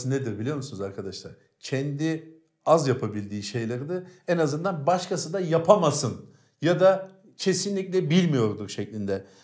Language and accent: Turkish; Cağaloğlu, Istanbul, Turkey; Biz Cağaloğlu'nda yetiştik. Cağaloğlu'nu evet. bilir misin?